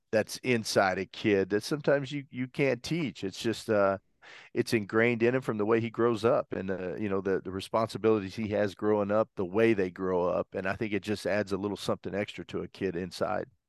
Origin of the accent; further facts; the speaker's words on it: Brentwood, Arkansas, United States; I grew up in Brentwood, Arkansas.